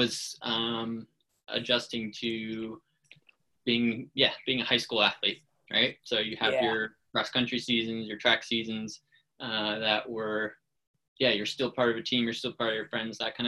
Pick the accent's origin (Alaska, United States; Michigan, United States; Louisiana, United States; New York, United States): Alaska, United States; Fairbanks; I grew up in Fairbanks, Alaska